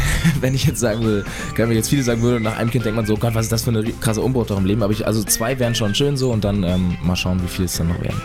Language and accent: German; Northern Germany, Germany; moved away as an adult; now in Munich, Germany; versuche ich auch so oft es geht, irgendwie in den Norden zurück